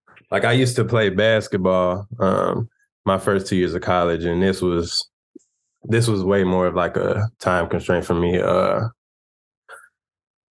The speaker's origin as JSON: {"language": "English", "town": "Chicago", "region": "Illinois", "country": "United States", "said": "I'm from Chicago."}